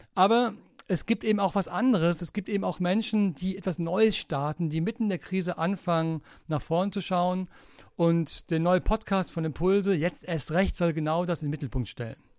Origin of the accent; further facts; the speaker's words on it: Aachen, North Rhine-Westphalia, Germany; Ich bin gebürtiger Aachener